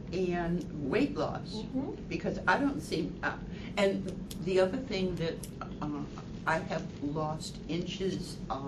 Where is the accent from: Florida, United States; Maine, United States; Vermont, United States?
Vermont, United States; Ludlow; I'm from Ludlow, Vermont